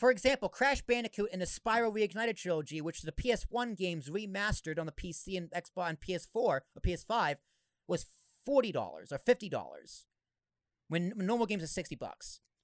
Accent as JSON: {"language": "English", "town": "Boston", "region": "Massachusetts", "country": "United States", "tie": "born or raised there", "said": "I grew up in Boston, went, came down to Jersey"}